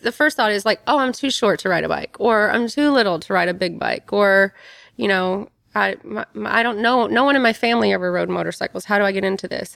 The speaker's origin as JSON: {"language": "English", "region": "Kentucky", "country": "United States", "tie": "born or raised there", "said": "I grew up tomboy in Kentucky"}